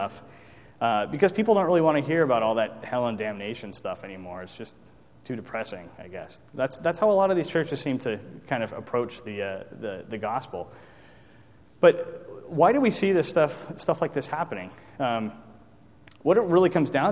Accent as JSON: {"language": "English", "country": "United States", "said": "as American citizens"}